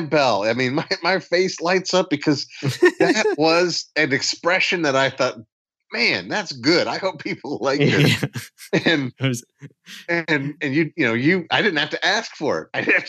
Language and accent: English; Ligonier, Pennsylvania, United States; I was raised in Ligonier, Pennsylvania, about an hour southeast of Pittsburgh.